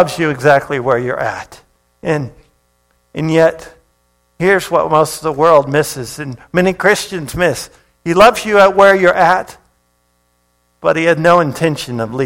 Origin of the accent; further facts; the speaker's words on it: Hawaii, United States; moved away; I grew up in Hawaii